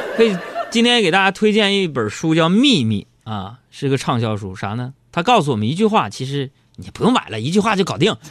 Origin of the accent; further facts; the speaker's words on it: Northeast China, China; accent: Northeastern; 我们东北话是瓢